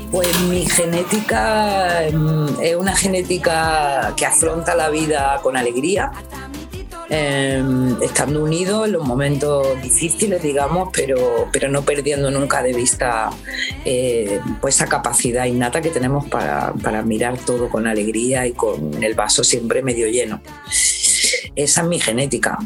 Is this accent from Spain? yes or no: yes; Granada, Andalusia, Spain; moved away as an adult; also born or lived in Alcalá la Real; Mis padres se vinieron aquí a Granada y, y esta es mi ciudad, porque claro, en el pueblo yo he vivido añitos solamente, y aunque tengo un hilo ahí y un cariño a mi pueblo, porque es mi pueblo, pero Granada es mi ciudad. Entonces, bueno, aquí es donde he crecido